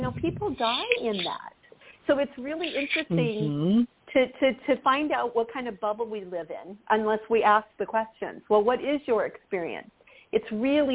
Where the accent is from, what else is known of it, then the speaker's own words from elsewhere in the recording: Southern California, United States; I grew up in Southern California